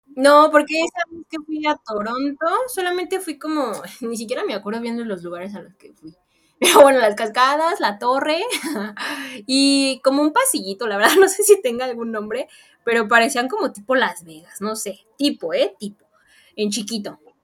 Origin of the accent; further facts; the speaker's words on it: Mexico; me fui de México dejando una familia y encontré otra allá